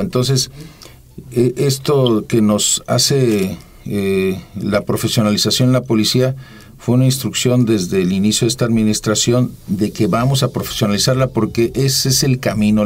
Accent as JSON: {"language": "Spanish", "town": "Jiquilpan", "region": "Michoacán", "country": "Mexico", "tie": "born or raised there", "also_born_or_lived": "Antón Lizardo, Veracruz", "moved": "yes", "said": "nacido en Jiquilpan, Michoacán"}